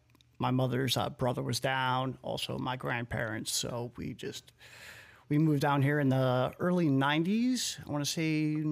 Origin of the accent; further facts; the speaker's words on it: Lowell, Massachusetts, United States; born there; I was born in Lowell, Massachusetts.